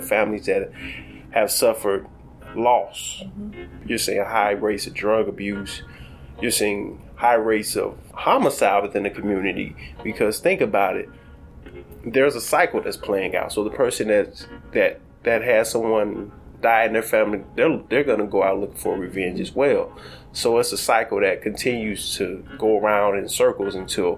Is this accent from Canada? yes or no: no; Chicago, Illinois, United States; I'm a child of Inglewood. I grew up in Inglewood on the south side of Chicago